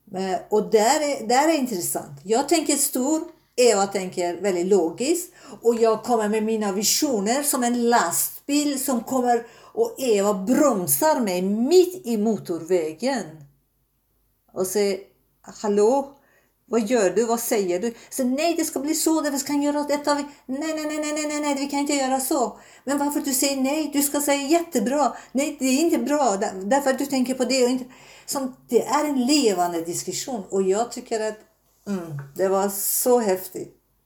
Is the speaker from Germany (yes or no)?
no; Tehran, Tehran Province, Iran; Swedish is a second language; moved away as an adult; now in Sweden; Jag är född i Iran, Teherans eh, huvudstad, men mina föräldrar är Azerbajdzjan, eh, azerbajdzjaner i Iran